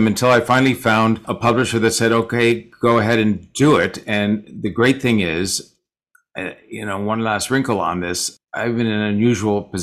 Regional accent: San Francisco, California, United States; a lot of my friends did who I grew up with in San Francisco

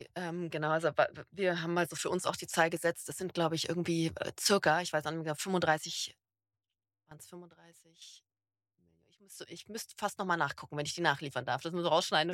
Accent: Berlin, Germany; now in Stuttgart, Germany; Ich bin Berlinerin

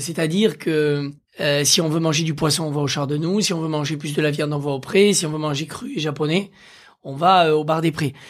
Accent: Aveyron, Occitania, France; j'ai grandi dans l'Aveyron

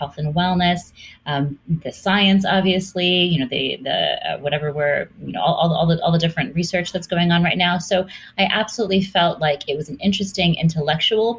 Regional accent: Hawaii, United States; I grew up in Hawaii

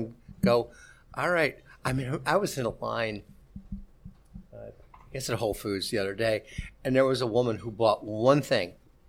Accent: Midwest, United States; also born or lived in Key West; now in Miami, United States; I was transformed from being a Midwesterner to being a South Floridian. And in the process, I didn't have any ancestry in the deal. I mean, I didn't have a Cuban grandmother or a Dominican grandmother or a grandfather.

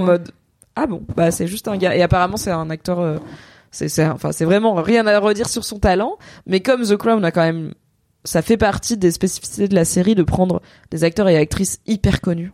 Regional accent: Drôme, Auvergne-Rhône-Alpes, France; now in Paris, France; quand j'étais gamine dans la Drôme, on faisait le carnaval du genre à l'école primaire

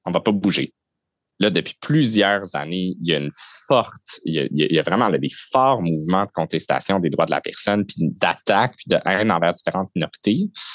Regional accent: Saint-Constant, Quebec, Canada; j'ai grandi à Saint-Constant, qui est la ville voisine de Sainte-Catherine

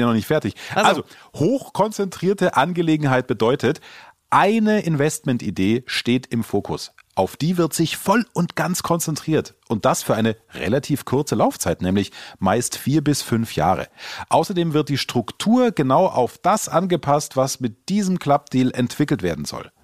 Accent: Germany; bei uns in Deutschland

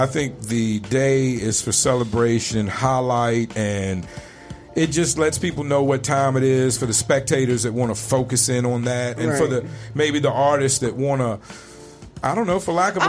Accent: Richmond, Virginia, United States; I lived in Richmond, Virginia my whole life. Went to college 2 years in North Carolina.

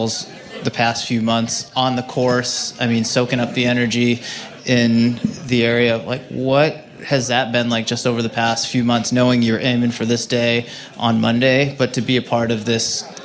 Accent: Worcester, Massachusetts, United States; I grew up in Worcester as well

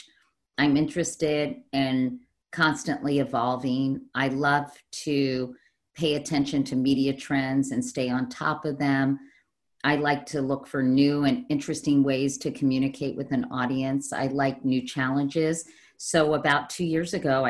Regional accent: Arlington, Virginia, United States; I grew up in Arlington, Virginia.

